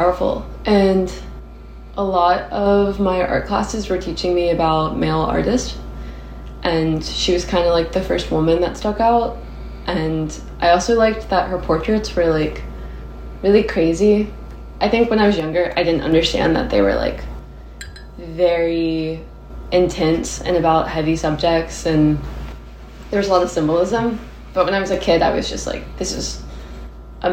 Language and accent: English; Nashville, Tennessee, United States; also born or lived in Texas; I was born in Texas and then raised in Nashville